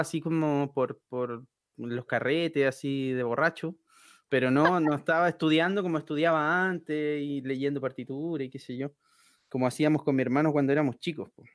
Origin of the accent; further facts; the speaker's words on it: Iquique, Tarapacá, Chile; moved away as an adult; also born or lived in Antofagasta / Santiago; me vine para Santiago, porque yo soy de Iquique, en el norte